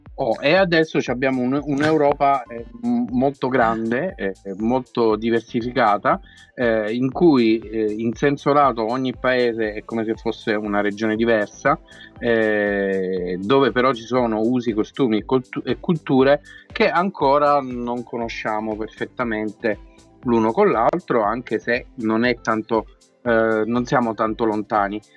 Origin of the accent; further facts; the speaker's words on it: Abruzzo, Italy; noi poi siamo abruzzesi